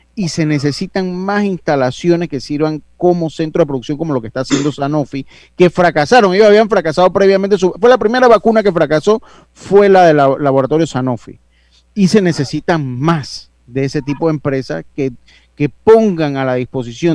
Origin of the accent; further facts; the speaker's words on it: Panama; como buen panameño